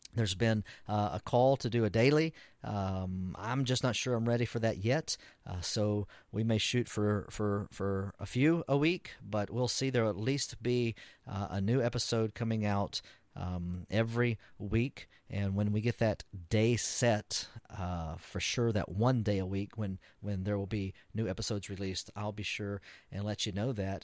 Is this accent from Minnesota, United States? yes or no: no; Texas, United States; I'm an American and as, even a Texan, as great as being a Texan is